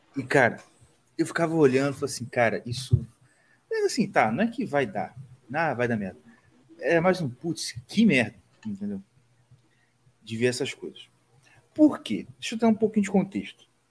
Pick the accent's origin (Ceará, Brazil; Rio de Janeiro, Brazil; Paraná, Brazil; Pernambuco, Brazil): Rio de Janeiro, Brazil; A gente é carioca.